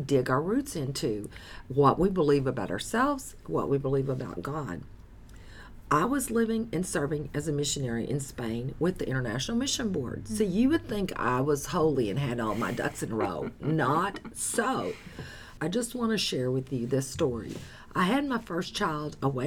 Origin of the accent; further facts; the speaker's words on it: the South, United States; I'm from the South